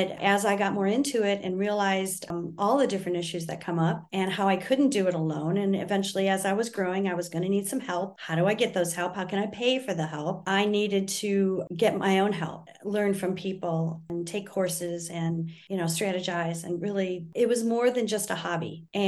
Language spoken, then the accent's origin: English; Michigan, United States; moved away; Because I was living in Texas, sweet tea was all the rage. And I came from Michigan and I was, you know, more of a, I understood tea a little bit better than a lot of people in Texas